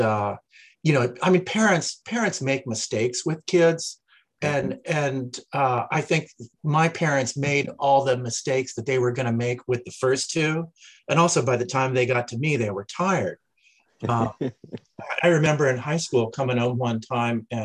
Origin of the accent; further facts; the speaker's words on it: Eaton, Ohio, United States; I grew up in Ohio, southwestern Ohio, little town called Eaton, Ohio, 5,000 people